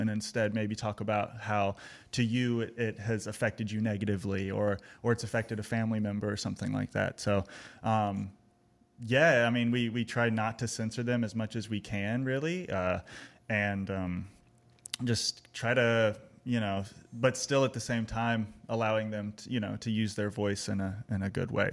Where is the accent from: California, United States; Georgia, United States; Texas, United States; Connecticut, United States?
Texas, United States; Austin; now in Greensboro, United States; I'm originally from Austin, Texas